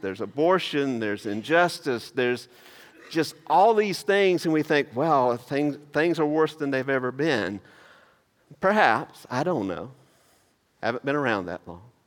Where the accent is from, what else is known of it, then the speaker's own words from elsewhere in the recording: Maysville, United States; moved away; that's actually from my hometown